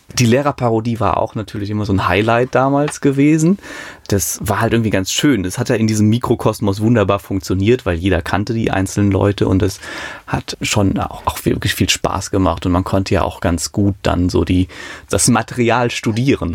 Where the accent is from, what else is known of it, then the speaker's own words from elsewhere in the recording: Hambuch, near Münstermaifeld, Rhineland-Palatinate, Germany; also born or lived in Mayen; Mayen in der Eifel, aufgewachsen in Hamburg